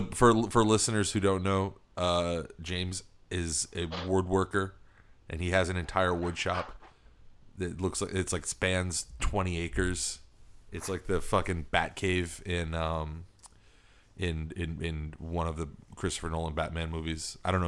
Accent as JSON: {"language": "English", "country": "Philippines", "moved": "yes", "said": "I don't know. I've lost my accent now, so it's very easy to blend in."}